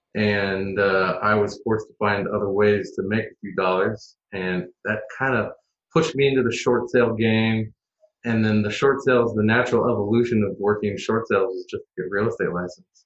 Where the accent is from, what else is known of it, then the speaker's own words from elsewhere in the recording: Portland, Oregon, United States; also born or lived in Eugene, Oregon; I'm born and raised Portlander. I'm one of the originals.